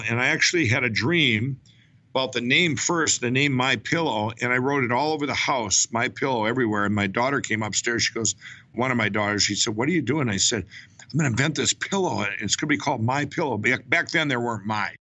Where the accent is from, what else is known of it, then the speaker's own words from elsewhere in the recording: Chaska, Minnesota, United States; I was born and raised in Minnesota. I grew up in Chaska, Minnesota